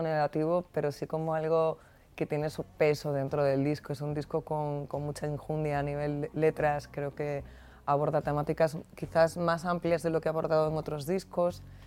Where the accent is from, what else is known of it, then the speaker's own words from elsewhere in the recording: Andalusia, Spain; ese brío que, que, es también muy característico de mi tierra, ¿no? De gente que canta copla, de gente que canta el rock andaluz